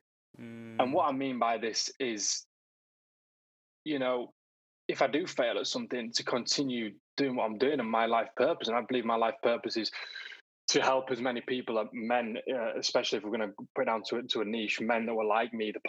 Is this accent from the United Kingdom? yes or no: yes; Bradford, Yorkshire and the Humber, United Kingdom; also born or lived in Leeds / Hertfordshire; I was brought up in a place called Bradford. Not many people have heard of Bradford. Bradford near Leeds. And then when I was 16, moved over to Leeds